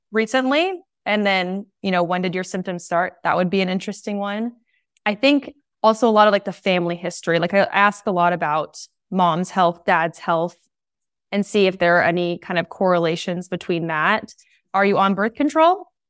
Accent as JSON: {"language": "English", "town": "San Diego", "region": "California", "country": "United States", "tie": "born or raised there", "said": "where I grew up in San Diego"}